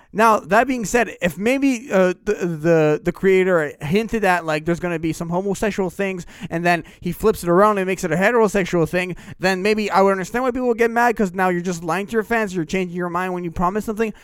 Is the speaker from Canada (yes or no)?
yes; Canada